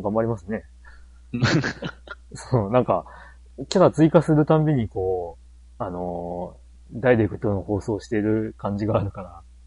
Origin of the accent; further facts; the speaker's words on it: Japan; 日本に、で生まれ育ってる